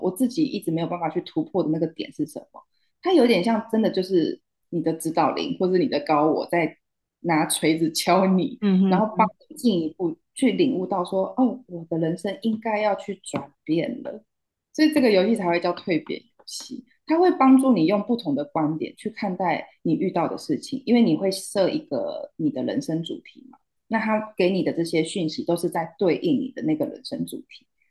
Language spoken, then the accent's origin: Chinese; Taiwan; also born or lived in Hangzhou, China; 我是台湾人